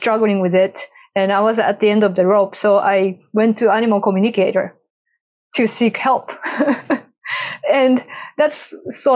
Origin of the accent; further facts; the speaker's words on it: Japan; moved away; I grew up in Japan